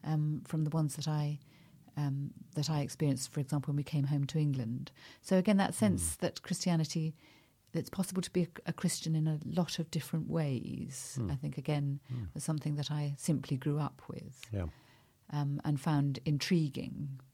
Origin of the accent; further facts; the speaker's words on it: South India, India; Well, I mean, I grew up in South India. My parents were missionaries in South India.